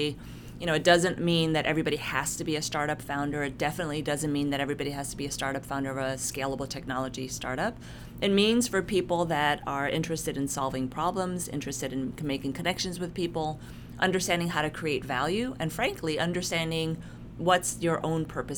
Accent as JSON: {"language": "English", "town": "New York City", "region": "New York", "country": "United States", "tie": "born or raised there", "also_born_or_lived": "South Korea", "moved": "as an adult", "lives_now": "Arizona, United States", "said": "I'm an immigrant from South Korea. My parents immigrated here when I was a baby. I was raised and grew up in New York City"}